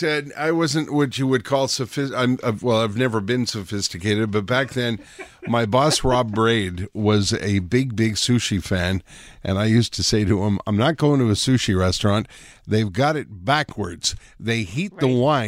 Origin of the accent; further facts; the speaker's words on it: Winnipeg, Manitoba, Canada; now in Montreal, Canada; when I came here from Winnipeg in 1984, I remember walking down St. Catherine Street on the first couple of days I was here